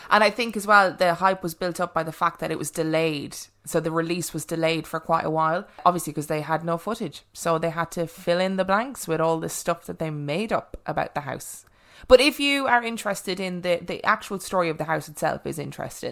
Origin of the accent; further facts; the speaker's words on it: Ireland; I was brought up in Catholic Ireland.